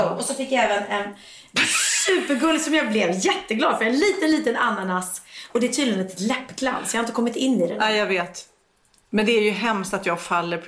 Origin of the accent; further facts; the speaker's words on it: Lagnö, Stockholm County, Sweden; mitt barndomshem. Mm. Där jag är uppvuxen i skärgården